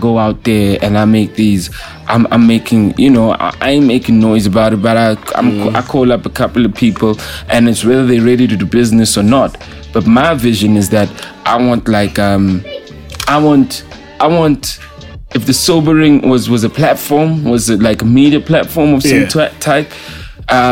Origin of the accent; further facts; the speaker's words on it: Katlehong, Gauteng, South Africa; I'm from Katlehong, Tlahati